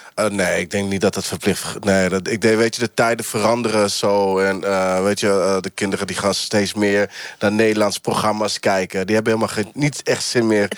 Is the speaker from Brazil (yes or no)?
yes; Brazil; now in Netherlands; Ik ben Braziliaan